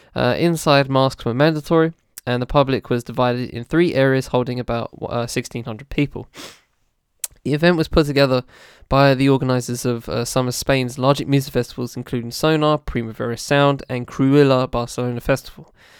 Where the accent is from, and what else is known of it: United Kingdom